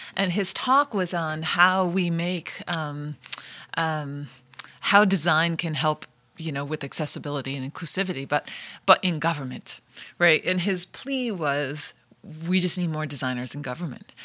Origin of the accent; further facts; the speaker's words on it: Rhode Island, United States; Rhode Island, I'm from Rhode Island. My, I'm first generation. My parents are from Italy